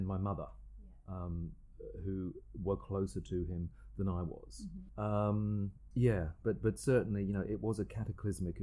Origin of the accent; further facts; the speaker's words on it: Margate, South East England, United Kingdom; moved away as an adult; also born or lived in Rochester, Kent; now in Sydney, Australia; I actually grew up on the south coast of England in a place called Margate